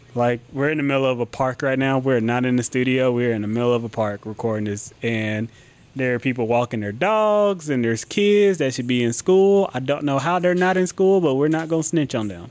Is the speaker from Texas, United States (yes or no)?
no; Athens, Georgia, United States; I was born and raised in Athens